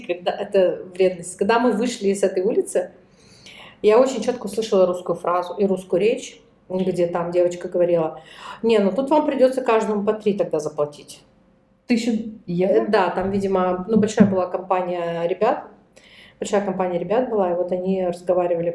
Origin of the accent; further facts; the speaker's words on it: Russia; у нас в России